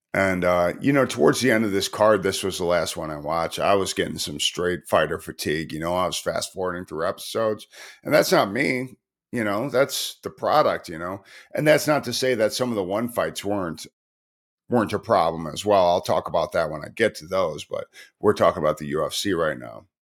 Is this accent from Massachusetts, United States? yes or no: no; Chicago, Illinois, United States; moved away; also born or lived in Tacoma, Washington / Baltimore; I'm from Chicago, but I moved from Tacoma, Washington